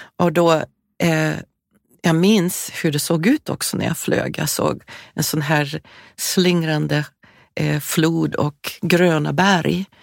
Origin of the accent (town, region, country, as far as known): California, United States; born or raised there; moved away